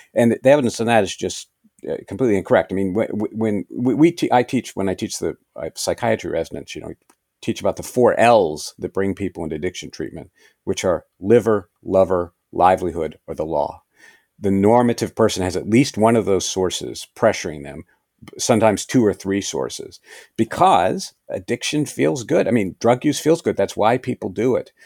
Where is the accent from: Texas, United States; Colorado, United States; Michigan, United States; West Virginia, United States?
West Virginia, United States; moved away; I grew up in West Virginia.